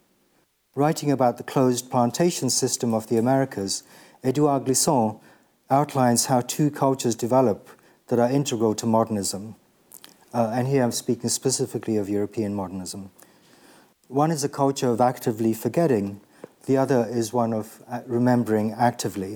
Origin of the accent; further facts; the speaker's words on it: Kenya; I'm from Kenya and just sort of old enough to be born with when Kenya was still a colony.